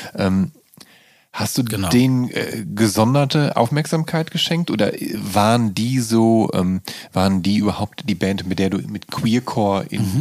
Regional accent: Dinslaken, North Rhine-Westphalia, Germany; ansässig in meiner Geburtsstadt Dienstlagen

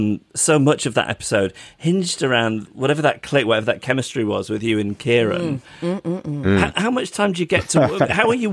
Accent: United Kingdom; accent: British; my British accent.

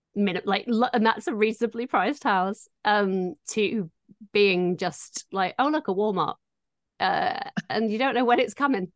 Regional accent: Doncaster, Yorkshire and the Humber, United Kingdom; moved away as an adult; now in Los Angeles, United States; I am also from Doncaster

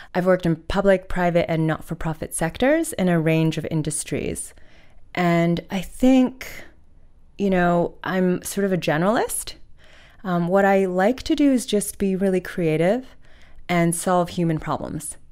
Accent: Hudson Valley, New York, United States; moved away as an adult; also born or lived in China / Oxford, United Kingdom; now in Australia; I went to middle and high school in the Hudson Valley, so which is about ninety minutes north of New York City

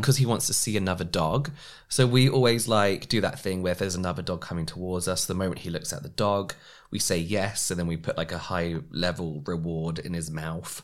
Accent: England, United Kingdom; as English we say everything different to how the Americans would pronounce

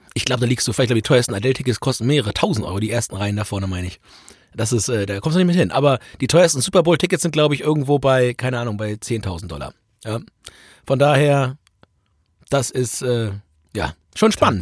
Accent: Germany; dass du als Deutscher überall hingehst, dich als Deutscher zu erkennen gibst

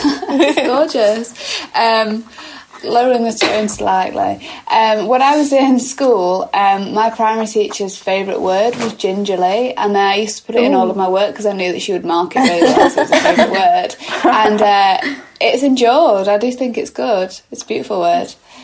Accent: Manchester, North West England, United Kingdom; I'm from Manchester, so pants are trousers.

